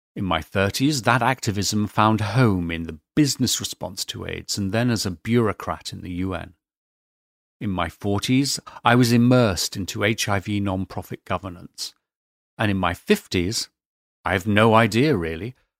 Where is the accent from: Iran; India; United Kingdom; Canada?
United Kingdom; being British